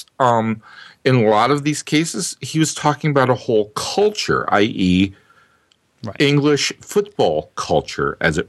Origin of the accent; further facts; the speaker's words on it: Minnesota, United States; accent: Midwestern Minnesota; also born or lived in New Orleans; I have a very Midwestern Minnesota.